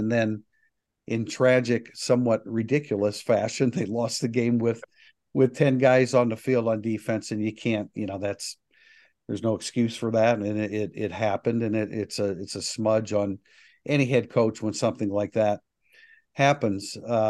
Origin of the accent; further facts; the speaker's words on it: South Bend, Indiana, United States; Born in South Bend, born and raised in South Bend.